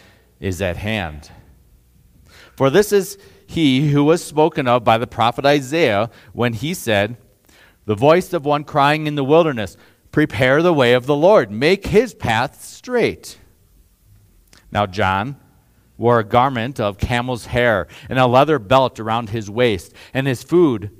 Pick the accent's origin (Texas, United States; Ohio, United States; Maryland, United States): Ohio, United States; Northeast; moved away as an adult; now in Colorado, United States; I'm from Northeast Ohio